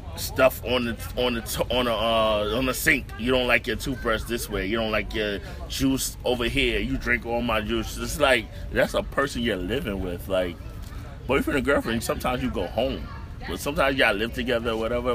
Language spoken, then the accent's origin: English; New York City, New York, United States; I came from Bed Stuy